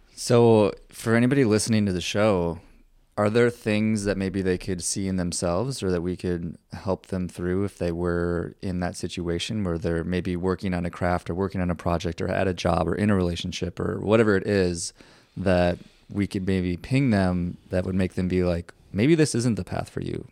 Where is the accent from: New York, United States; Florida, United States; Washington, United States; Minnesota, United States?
Minnesota, United States; now in Austin, United States; I'm originally from Minnesota.